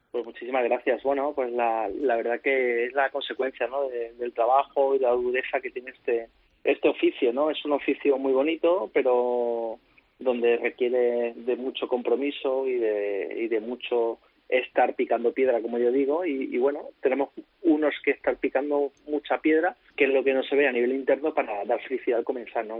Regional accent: Córdoba, Andalusia, Spain; also born or lived in Valencia; yo puedo estar en mi ciudad, con mi gente, en mi tierra

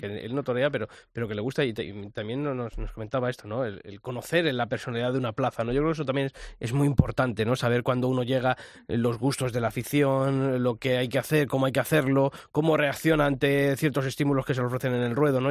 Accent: Madrid, Community of Madrid, Spain; soy de Madrid

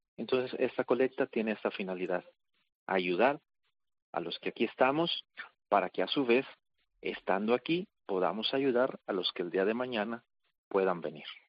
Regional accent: Mexico; moved away as an adult; now in Jerusalem, Israel; dado que yo soy mexicano, pues mis primeros años los hice allá en México

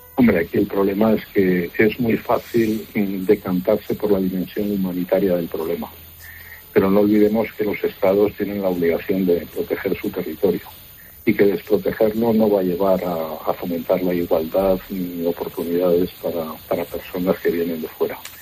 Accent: Spain; como españoles

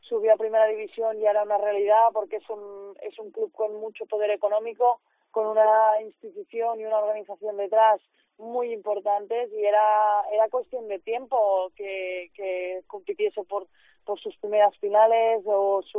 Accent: Barcelona, Catalonia, Spain; now in Salamanca, Spain; Claro, yo vengo de Barcelona, entonces para mí Salamanca es pequeñita

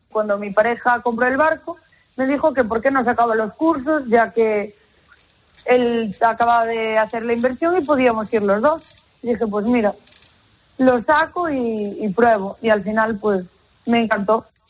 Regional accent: United States; moved away as an adult; now in Muros, Spain; yo me crié en los Estados Unidos y estudié en los Estados Unidos, vine para aquí me casé

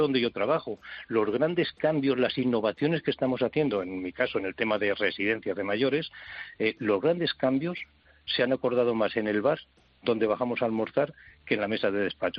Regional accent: a village in Soria, Castile and León, Spain; en mi pueblo, 770 habitantes, soy un pueblo de Soria

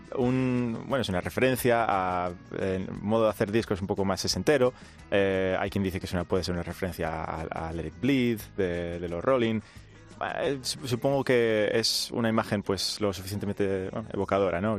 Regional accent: Asturias, Spain; somos cinco chavales de Asturias

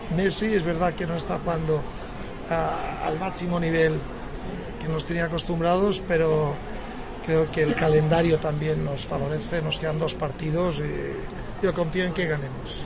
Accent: Spain; yo como español

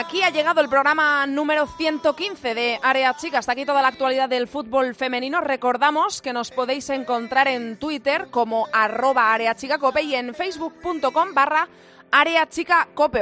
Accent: Zamora, Castile and León, Spain; Que yo soy de muy cerquita, que soy de Zamora

